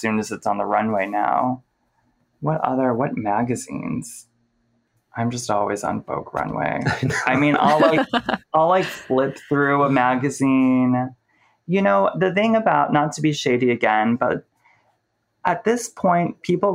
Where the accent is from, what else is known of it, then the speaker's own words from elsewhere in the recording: Cleveland, Ohio, United States; also born or lived in San Francisco / Oakland; now in New York City, United States; Cleveland, which is where I'm from